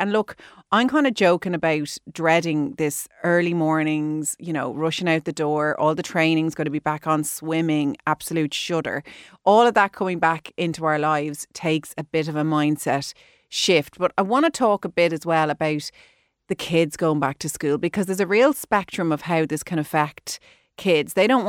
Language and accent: English; Ireland; as Irish people, we're so obsessed with talking about the weather.